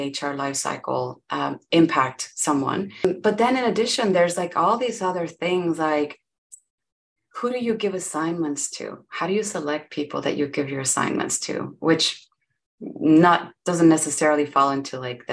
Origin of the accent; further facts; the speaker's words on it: Monterrey, Nuevo León, Mexico; first language Spanish; English is a second language; now in Austin, United States; I am from Monterrey, Mexico